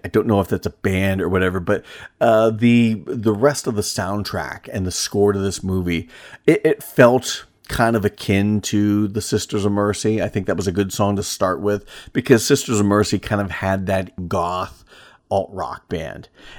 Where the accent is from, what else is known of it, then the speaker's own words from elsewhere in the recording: Pennsylvania, United States; You know, growing up in Northwest Pennsylvania, I spent most of my summer days running the woods behind my great grandmother's house